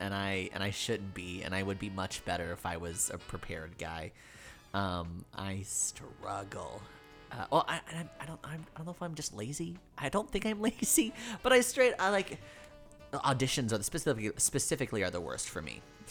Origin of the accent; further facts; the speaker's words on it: New York, United States; also born or lived in Davenport, Florida; I'm from New York, but I went to Davenport, and my school was in Lakeland, and it's a 45-minute drive.